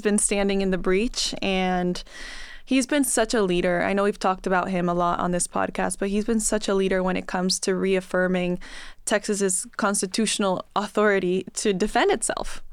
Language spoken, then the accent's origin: English; Bolivia; now in United States; in Bolivia, history classes looked a lot different than they did here